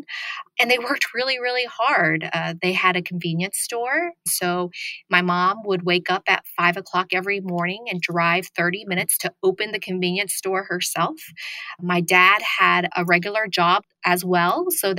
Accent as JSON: {"language": "English", "town": "Broken Arrow", "region": "Oklahoma", "country": "United States", "tie": "born or raised there", "also_born_or_lived": "Vietnam / Thailand", "said": "So I grew up in Broken Arrow, Oklahoma, which is a suburb of Tulsa, Oklahoma"}